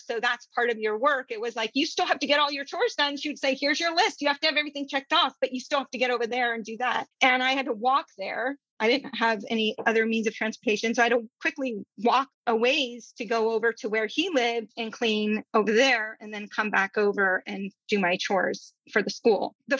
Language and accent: English; India; I grew up in India, brown people.